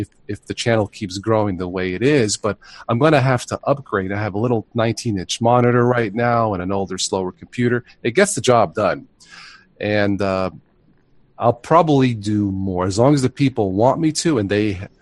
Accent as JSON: {"language": "English", "region": "New York", "country": "United States", "tie": "born or raised there", "also_born_or_lived": "Florida", "moved": "yes", "said": "I was born in New York"}